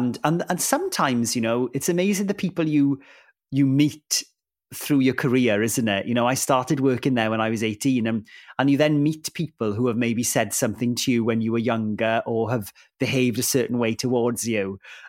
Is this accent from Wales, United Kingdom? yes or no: yes; Wales, United Kingdom; first language Welsh; English is a second language; it was a Welsh language program and Welsh is my first language.